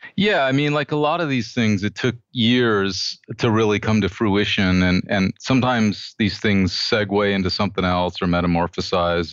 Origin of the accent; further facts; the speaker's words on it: United States; I'm an American